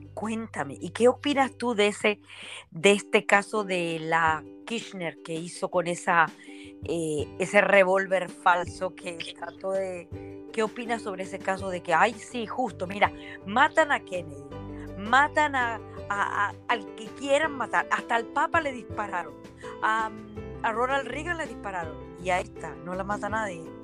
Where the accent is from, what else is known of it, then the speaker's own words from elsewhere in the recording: Acassuso, Buenos Aires, Argentina; now in Miami, United States; me recordó mis años en, en Acasuso, yo soy de Acasuso